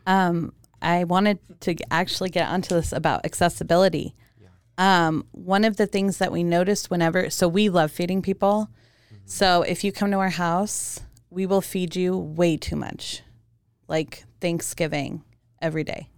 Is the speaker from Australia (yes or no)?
no; Germany; moved away; also born or lived in Romania / Hawaii; I was born in Germany and I'm Romanian.